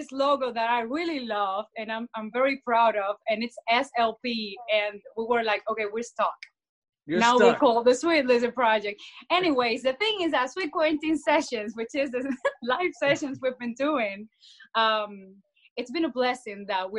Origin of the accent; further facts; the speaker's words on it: Cuba; moved away; And we came together from Cuba 3 years ago, and like a year and a half ago, we got this house together